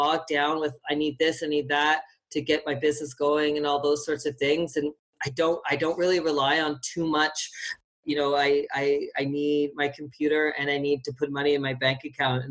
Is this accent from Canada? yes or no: yes; Fredericton, New Brunswick, Canada; moved away as an adult; now in Calgary, Canada; I'm from Fredericton, which is a small city in New Brunswick.